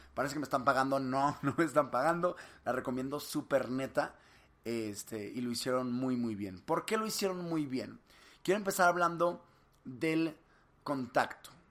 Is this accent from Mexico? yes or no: yes; Monterrey, Nuevo León, Mexico; yo soy de Monterrey, de aquí de Cemex